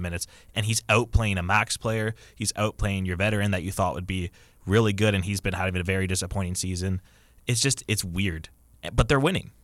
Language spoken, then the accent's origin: English; Kitchener, Ontario, Canada; moved away; my hometown